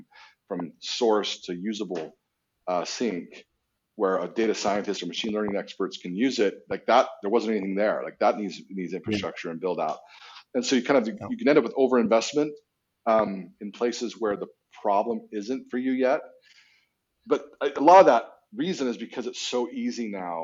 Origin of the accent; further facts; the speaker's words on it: Utah, United States; I grew up in Utah, so not Texas.